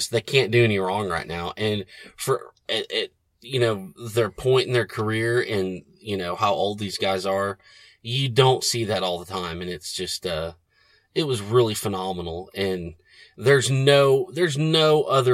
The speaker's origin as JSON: {"language": "English", "town": "Tulsa", "region": "Oklahoma", "country": "United States", "tie": "born or raised there", "said": "it was in my hometown"}